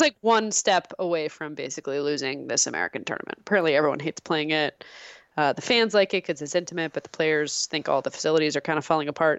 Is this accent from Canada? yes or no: yes; Canada; I am from Canada